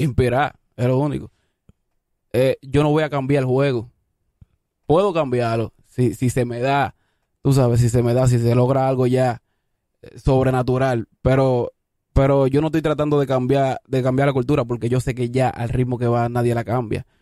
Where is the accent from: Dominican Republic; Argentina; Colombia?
Dominican Republic; Consuelo, San Pedro de Macorís; also born or lived in Isabelita, Santo Domingo Este; now in Santo Domingo Este, Dominican Republic; Yo vengo de Guachupita, Consuelo, San Pedro de Macorís, lo más profundo para allá atrás. Ah, de, Rozando con Ato Mayor. Después me, me, vine a mudar aquí para la Isabelita